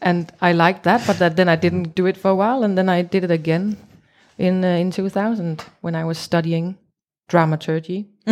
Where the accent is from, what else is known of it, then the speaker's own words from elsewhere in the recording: Copenhagen, Capital Region of Denmark, Denmark; English is a second language; I'm from Copenhagen in Denmark.